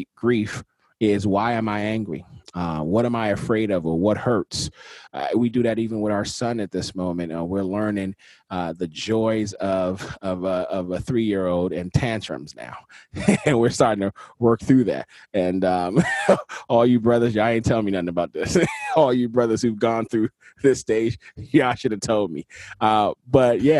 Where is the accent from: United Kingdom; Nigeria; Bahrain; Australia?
Nigeria; for me as a Nigerian, our cultural context doesn't really move into anger as much